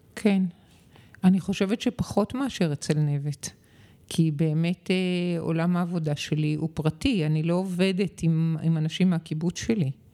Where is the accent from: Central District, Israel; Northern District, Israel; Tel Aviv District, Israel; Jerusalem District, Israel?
Tel Aviv District, Israel; Tel Aviv; מכיוון שגדלתי במשפחה אשכנזית עם שני ילדים שהתפזרו בארץ וההורים נשארו בתל אביב